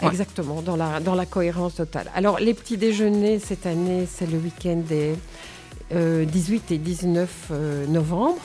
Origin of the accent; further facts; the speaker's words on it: Nivelles, Wallonia, Belgium; also born or lived in Bornival; je suis nivelloise depuis toujours. Euh, j'habite Bornival depuis 40 ans.